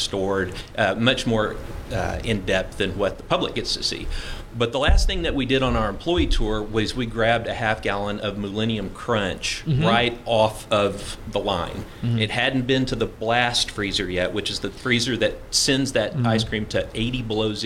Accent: Austin, Texas, United States; I was born in Austin.

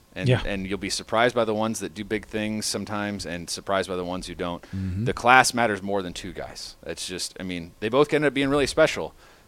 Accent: Lufkin, Texas, United States; …, I grew up in Lufkin and the crowd is great every game.

